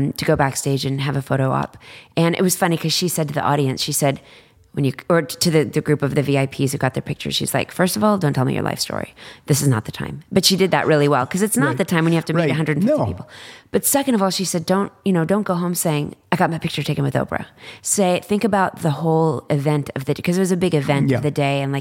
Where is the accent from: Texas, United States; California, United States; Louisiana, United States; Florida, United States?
Texas, United States; Dallas; I'm from Dallas and I was like president of student council